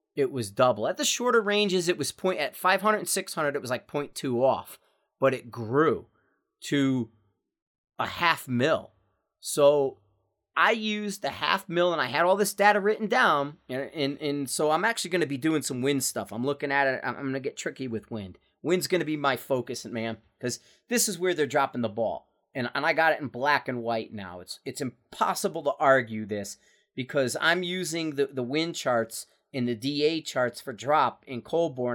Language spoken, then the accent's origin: English; Bridgeport, Connecticut, United States; moved away; I'm from Bridgeport, Connecticut.